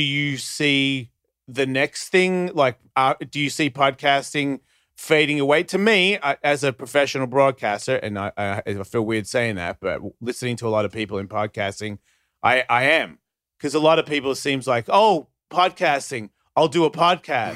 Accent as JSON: {"language": "English", "country": "Australia", "said": "I'm Australian."}